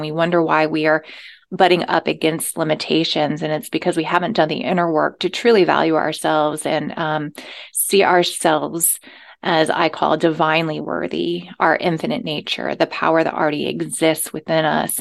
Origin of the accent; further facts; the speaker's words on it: the South, United States; moved away; I came from the South